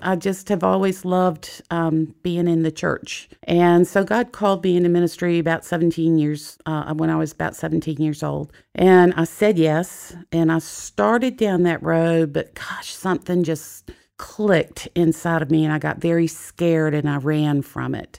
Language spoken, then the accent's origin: English; Jacksonville, Florida, United States; I was, I was born in Jacksonville, Florida